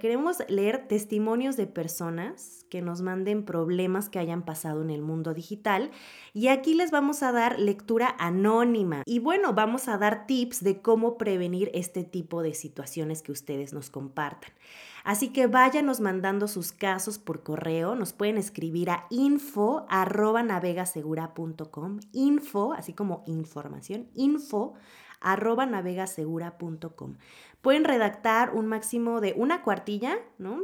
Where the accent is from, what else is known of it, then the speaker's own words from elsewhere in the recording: Mexico; como decimos aquí en México